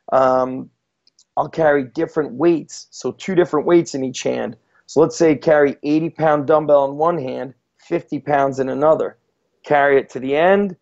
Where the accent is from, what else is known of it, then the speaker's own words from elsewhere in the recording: New Jersey, United States; also born or lived in Israel / New York; we moved to this country from Israel. My dad was in the Israeli army, so was my mom. When we moved to New York, then we moved to New Jersey